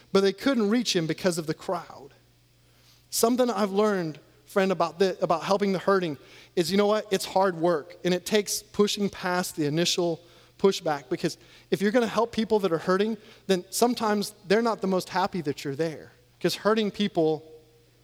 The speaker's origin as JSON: {"language": "English", "region": "Iowa", "country": "United States", "tie": "born or raised there", "also_born_or_lived": "Louisiana", "moved": "yes", "said": "I grew up in Iowa"}